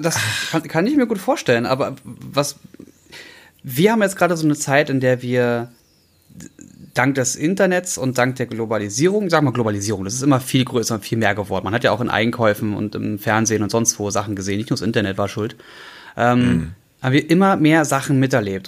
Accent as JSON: {"language": "German", "region": "Berlin", "country": "Germany", "tie": "born or raised there", "said": "ich bin Berliner geboren"}